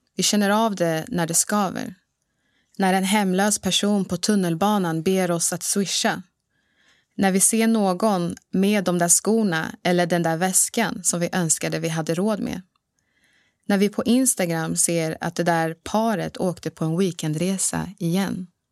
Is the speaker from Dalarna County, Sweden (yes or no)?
no; Bro, Stockholm County, Sweden; also born or lived in Dar es Salaam, Tanzania; Bro, en ort norr om Stockholm, där jag är uppvuxen